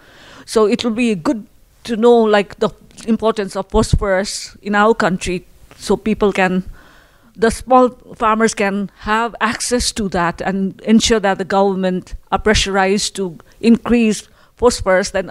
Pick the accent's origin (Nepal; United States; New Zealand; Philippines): Nepal; from Nepal